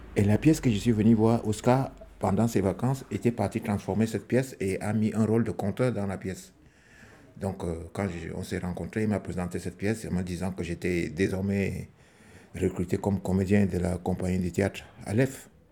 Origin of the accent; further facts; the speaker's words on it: Cameroon; moved away as an adult; now in France; Je suis camerounais, je suis compteur, musicien, comédien. Je vis en France depuis euh, les années 2003